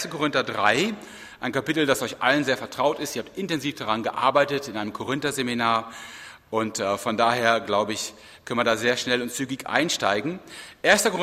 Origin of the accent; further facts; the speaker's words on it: Rhineland, Germany; Im Rheinland, wo ich herkomme, ist das schon besser, da gibt es auch Beregnungsanlagen.